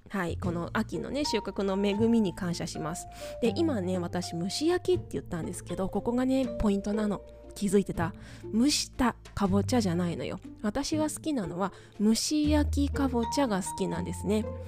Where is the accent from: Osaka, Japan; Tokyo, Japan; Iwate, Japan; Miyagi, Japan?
Tokyo, Japan; moved away as an adult; also born or lived in Hong Kong; now in Okayama, Japan; 私、東京出身なんですね